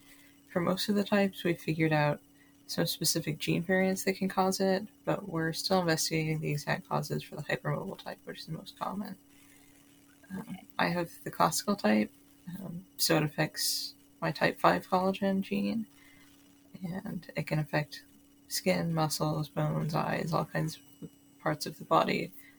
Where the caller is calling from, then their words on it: Seattle, Washington, United States; I'm calling from Seattle, Washington here